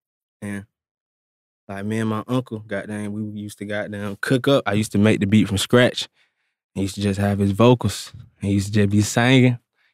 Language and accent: English; Atlanta, Georgia, United States; Yeah, I'm from Atlanta. I'm actually from the east side of Atlanta.